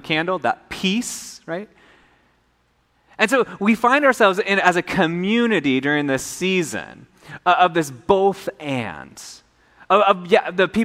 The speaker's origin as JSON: {"language": "English", "region": "Minnesota", "country": "United States", "tie": "born or raised there", "moved": "yes", "lives_now": "Hawaii, United States", "said": "I grew up in Minnesota."}